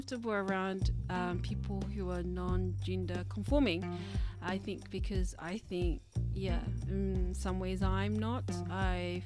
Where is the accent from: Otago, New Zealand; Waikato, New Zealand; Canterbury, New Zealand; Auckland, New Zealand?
Auckland, New Zealand; I come from a Labour voting family, and I come from South Auckland